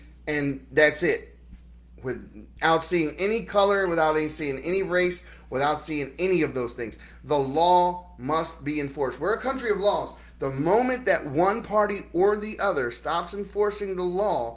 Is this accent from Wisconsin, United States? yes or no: no; Baltimore, Maryland, United States; moved away; I'm from Baltimore City. I'm from the inner city. I grew up around criminals.